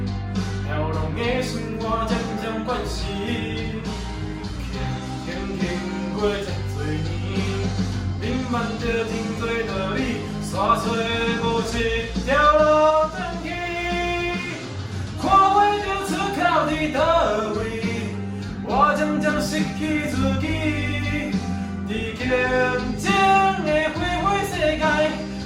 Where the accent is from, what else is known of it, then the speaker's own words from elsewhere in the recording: Taichung, Taiwan; moved away as an adult; 因为我从台中下来的，